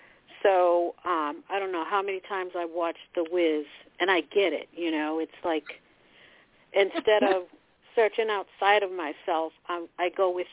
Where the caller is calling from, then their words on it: Massachusetts, United States; calling from Massachusetts.